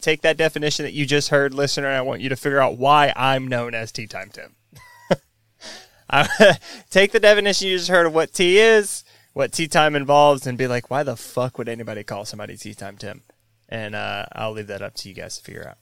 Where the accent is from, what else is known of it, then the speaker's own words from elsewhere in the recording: the South, United States; I grew up in the South